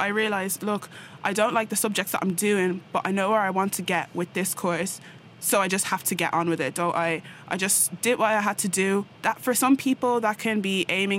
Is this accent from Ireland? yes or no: yes; Ireland; moved away as an adult; make a pretty good impact here from Ireland